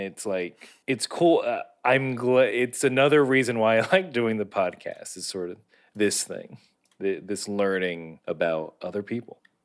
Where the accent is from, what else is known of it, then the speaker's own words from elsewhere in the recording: United States; being an American